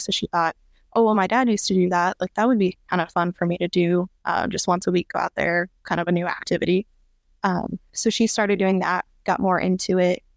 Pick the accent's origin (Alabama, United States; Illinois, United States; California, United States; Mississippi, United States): Illinois, United States; Pekin; moved away as an adult; now in O'Fallon, Missouri, United States; I'm originally from Pekin, Illinois, so, like, the central Illinois Peoria area.